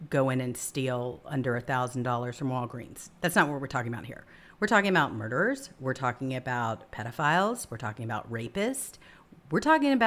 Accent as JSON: {"language": "English", "town": "Los Angeles", "region": "California", "country": "United States", "tie": "born or raised there", "said": "Los Angeles, this is my hometown"}